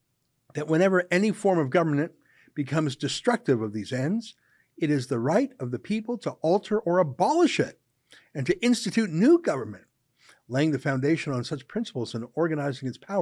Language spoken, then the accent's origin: English; Canada; our Canadian spirit